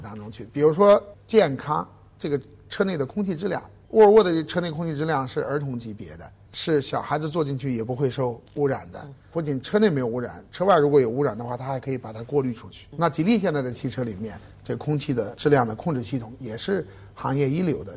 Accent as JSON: {"language": "Chinese", "country": "China", "said": "我们中国人"}